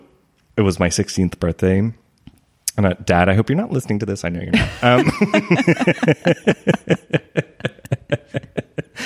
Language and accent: English; Gravenhurst, Ontario, Canada; moved away; I grew up in Gravenhurst, but I went to school like in a town 15 minutes away.